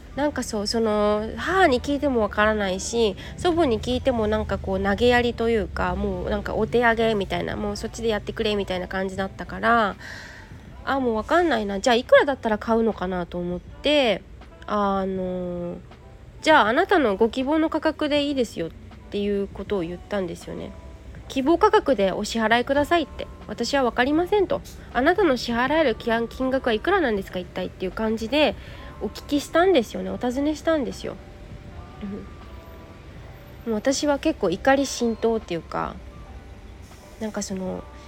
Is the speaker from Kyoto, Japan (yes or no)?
no; Yokohama, Kanagawa, Japan; 石田園というお茶屋さんなんですよ、私の実家って。で、えっと、二店舗ありまして、もちろんオンラインショッピングもやってるんだけど、ここの陽光台っていうのが、えっと、テナントの中に入っているんですよ。ここがね、二店舗目